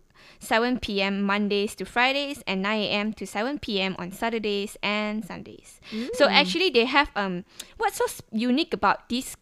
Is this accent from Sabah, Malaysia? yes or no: yes; Sabah, Malaysia; moved away; back in my hometown, which is Sabah